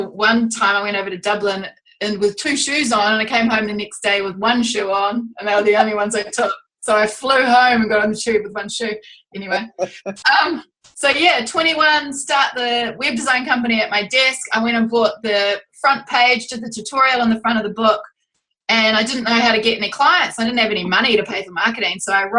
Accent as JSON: {"language": "English", "region": "Auckland", "country": "New Zealand", "said": "But we're from Auckland, New Zealand."}